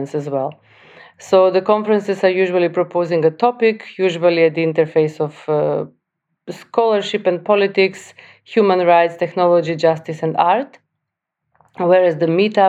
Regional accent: North Macedonia; moved away; also born or lived in Skopje; I'm coming originally from North Macedonia

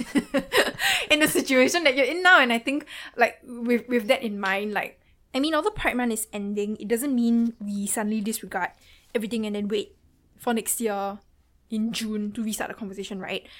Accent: Singapore; accent: Singaporean; my accent might be a bit difficult to understand, especially for non Singaporeans.

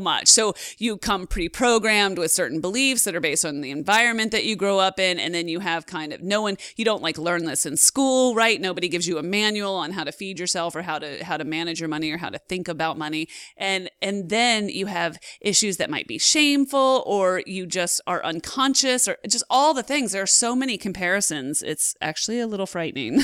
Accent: just outside of Seattle, Washington, United States; I was born just outside of Seattle

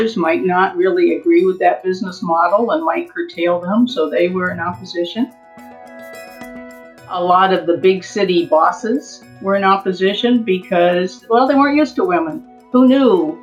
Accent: California, United States; now in Arlington, Virginia, United States; I'm a Californian at heart

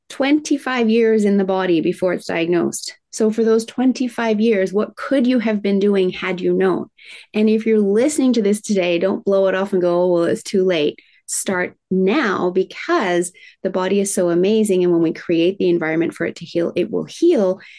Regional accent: Tokyo, Japan; I was raised in Tokyo, Japan in the 70s, in the height of manufacturing plants spewing out toxins.

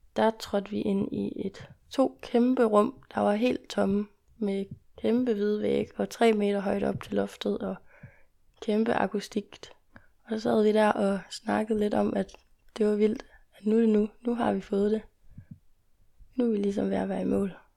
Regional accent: Jutland, Denmark; når vi kommer fra Jylland, fra en lidt mindre

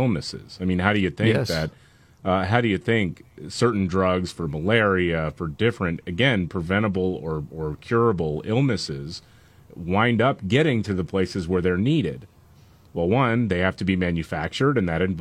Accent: Gulf Coast, United States; Growing up on the Gulf Coast, I'm thinking, oh, it rains here all the time.

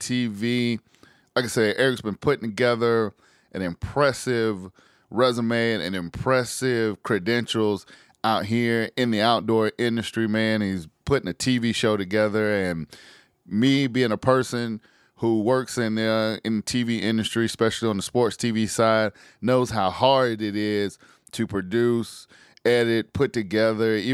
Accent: South Carolina, United States; As a kid, you know, I grew up in South Carolina, grew up in the country.

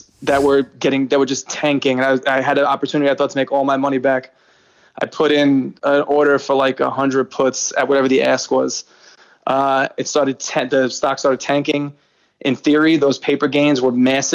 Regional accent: New York City, New York, United States; born or raised there

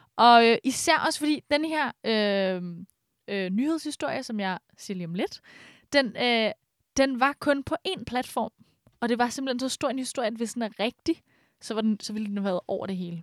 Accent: Brøndby, Capital Region of Denmark, Denmark; jeg er faktisk ikke fra Brøndby Strand, jeg er fra øh, Brøndby Øster.

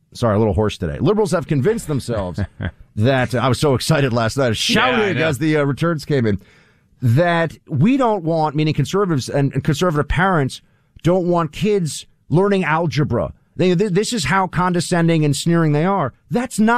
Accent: New York, United States; I'm a New Yorker

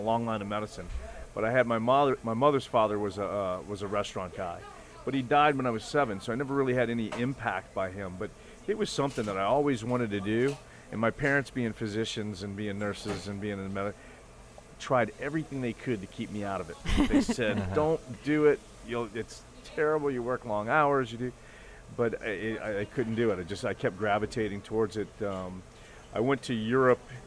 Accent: New Orleans, Louisiana, United States; also born or lived in Austria; I grew up on the West Bank.

